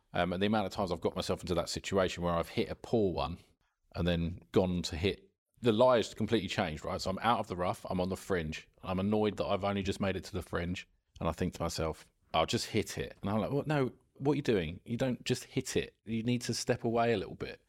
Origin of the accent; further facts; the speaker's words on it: Esher, South East England, United Kingdom; near where I grew up in Esher